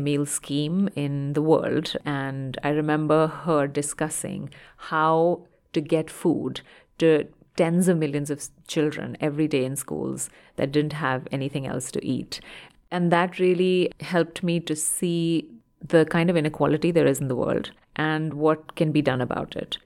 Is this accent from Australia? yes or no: no; India; moved away; I grew up in India